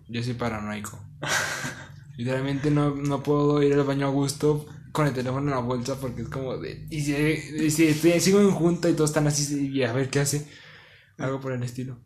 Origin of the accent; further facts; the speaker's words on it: Mexico; Somos mexicanos